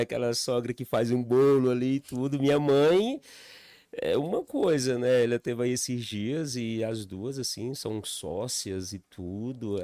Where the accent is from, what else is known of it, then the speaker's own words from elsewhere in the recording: Piauí, Brazil; moved away as an adult; also born or lived in Recanto das Emas, Federal District; now in Brasília, Brazil; Sou natural do Piauí, é a cidade ali do interior